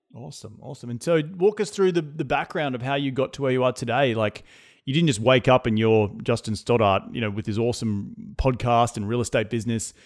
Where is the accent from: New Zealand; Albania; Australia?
Australia; now in United States; as an Australian